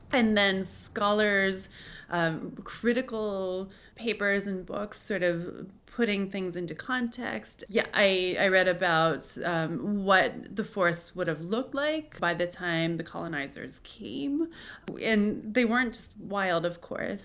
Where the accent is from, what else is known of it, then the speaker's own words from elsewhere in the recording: Cooperstown, New York, United States; I'm from Cooperstown, New York.